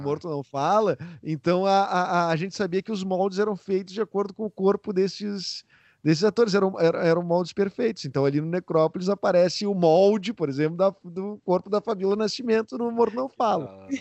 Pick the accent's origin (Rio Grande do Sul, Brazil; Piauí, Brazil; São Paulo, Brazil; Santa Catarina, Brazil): Rio Grande do Sul, Brazil; ter o sotaque daqui